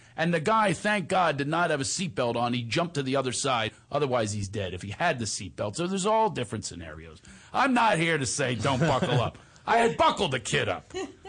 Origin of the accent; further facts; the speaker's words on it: Tennessee, United States; born there; I was born in Tennessee, in Western Tennessee. I was one of nine children